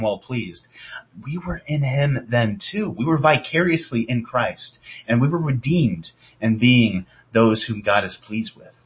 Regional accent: the North, United States; I'm from the North

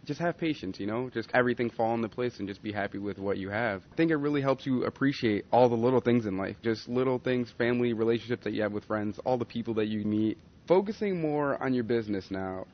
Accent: Colorado, United States; I'm from Colorado

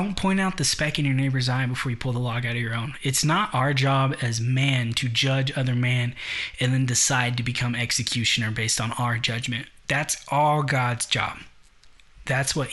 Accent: United States; I'm American

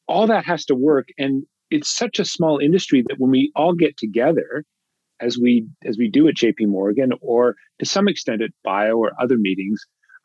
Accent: Toronto, Ontario, Canada; moved away as an adult; also born or lived in Boston; now in California, United States; I grew up in Toronto.

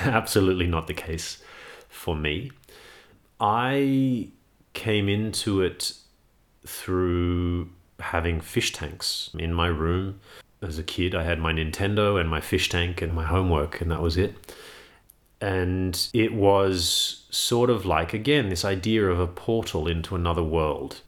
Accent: Sydney, New South Wales, Australia; I grew up in Sydney

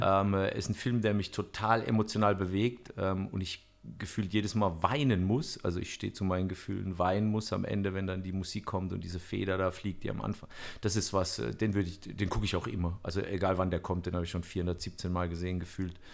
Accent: Bammental, Baden-Württemberg, Germany; ich komme ja auch aus Bammental

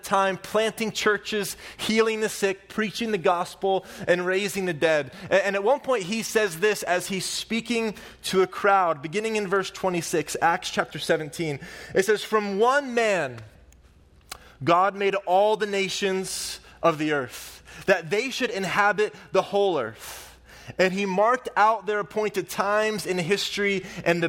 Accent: Oklahoma, United States; I'm from Oklahoma

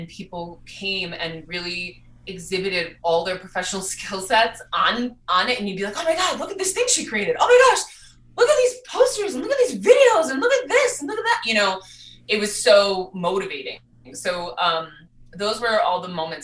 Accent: Milwaukee, Wisconsin, United States; moved away as an adult; also born or lived in New York City; now in Denver, United States; I grew up in Milwaukee, Wisconsin

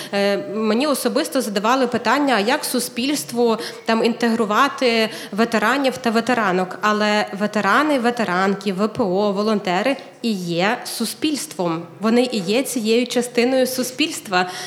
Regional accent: Kyiv, Ukraine; moved away as an adult; also born or lived in Ternopil; Я народилася в Києві, але ми з чоловіком виїхали в Тернопіль

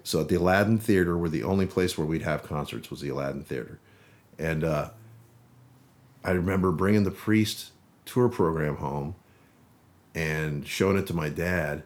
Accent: Las Vegas, Nevada, United States; I didn't grow up in the Bay Area. I grew up in Las Vegas.

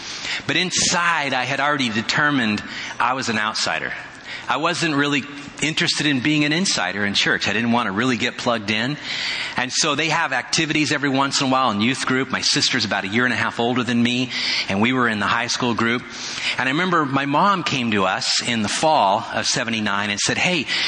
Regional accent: Indiana, United States; born there; I was born in Indiana, so I know what snow is all about

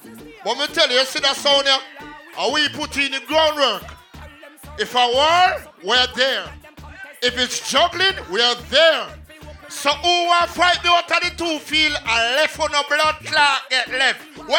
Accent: Jamaica; I'm a Jamaican and I'm proud.

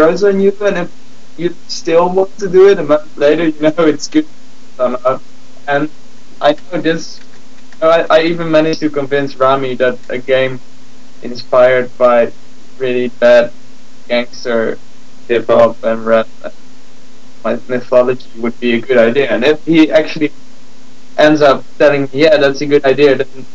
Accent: Gouda, South Holland, Netherlands; I was born in Gouda

